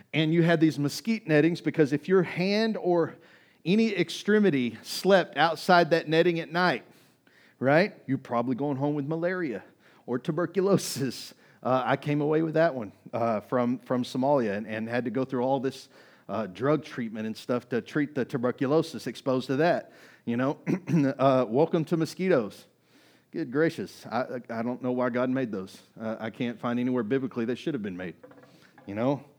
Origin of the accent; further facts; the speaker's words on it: Kaufman, Texas, United States; I grew up in Kaufman, Texas